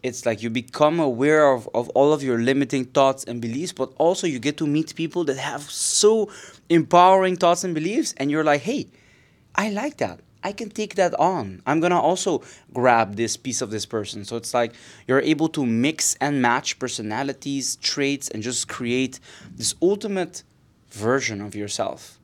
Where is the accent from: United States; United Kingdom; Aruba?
Aruba; moved away as an adult; also born or lived in Netherlands; now in Barcelona, Spain; I am originally from Aruba, it's tiny, uh, tiny, beautiful island in the Caribbean. This is where I, I grew